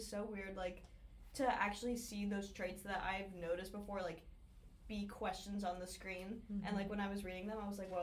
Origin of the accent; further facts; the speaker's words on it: Northern New Jersey, United States; I'm from Northern New Jersey